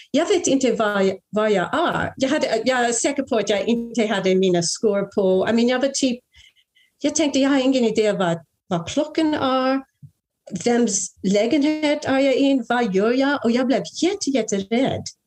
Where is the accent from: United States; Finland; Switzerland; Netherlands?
United States; a small suburb in New Jersey; Swedish is a second language; also born or lived in Brooklyn, New York / New York; Jag är ju amerikanska. Uh, jag föddes i Brooklyn i New York 1962. Men jag växte upp i en liten förort i New Jersey